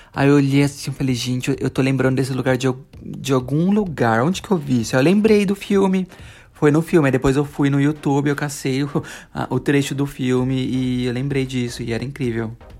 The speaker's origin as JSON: {"language": "Portuguese", "region": "São Paulo", "country": "Brazil", "said": "a gente vivia tudo em São Paulo. Os meninos são paulistas, eu e o Lércio somos paulistas"}